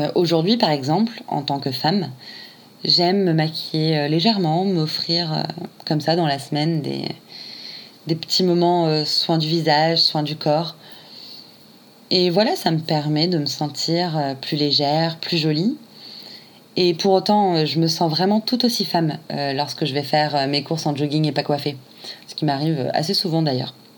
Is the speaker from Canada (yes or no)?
no; Réunion; now in Paris, France; je suis originaire de l'île de la Réunion et je suis aujourd'hui euh, à Paris